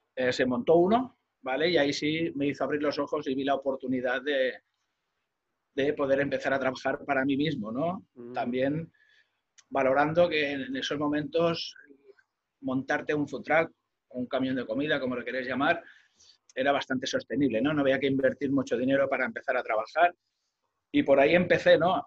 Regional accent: Molins de Rei, Catalonia, Spain; mi pueblo, ¿no? De, de Molins de Rey

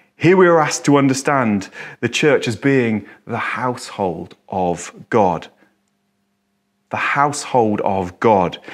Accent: England, United Kingdom; I'm English. This is my culture. This is my background

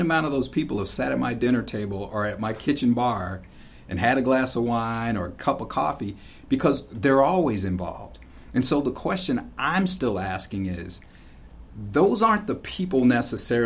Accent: St. Louis, Missouri, United States; moved away as an adult; also born or lived in Chicago / Indianapolis; now in Sun Prairie, United States; I grew up in St. Louis, Missouri.

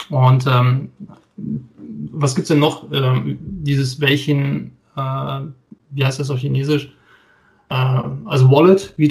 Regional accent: North Rhine-Westphalia, Germany; ich bin auch Westfale

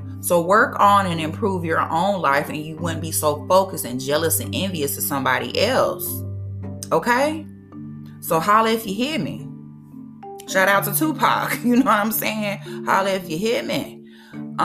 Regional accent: Mississippi, United States; my home state of Mississippi

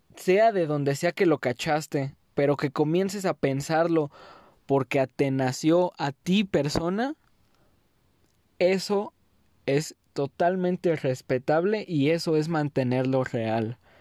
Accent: Mexico; first language Spanish; esta mi tierra

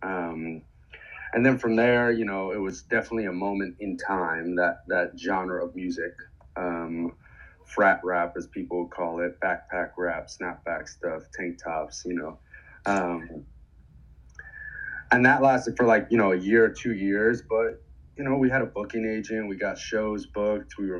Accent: New York City, New York, United States; I grew up in New York City

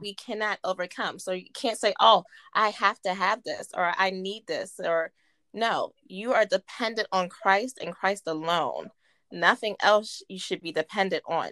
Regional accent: Martinsburg, West Virginia, United States; I'm born and raised in Martinsburg, West Virginia

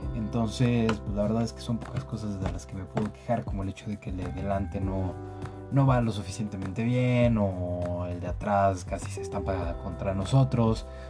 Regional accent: Mexico; nosotros como mexicanos

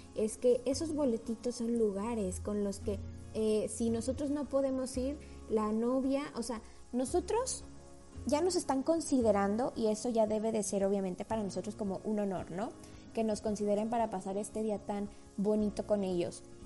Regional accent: Mexico; como mexicanos

